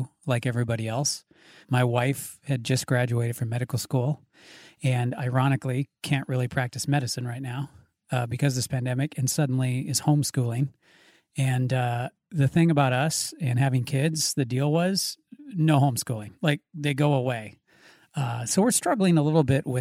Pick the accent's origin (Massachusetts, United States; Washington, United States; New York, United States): Washington, United States; Spokane; Spokane seems super tame where I grew up